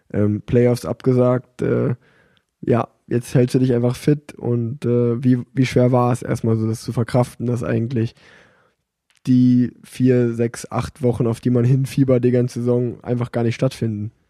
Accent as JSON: {"language": "German", "town": "Cologne", "region": "North Rhine-Westphalia", "country": "Germany", "said": "als Kölner, der in Köln wohnt"}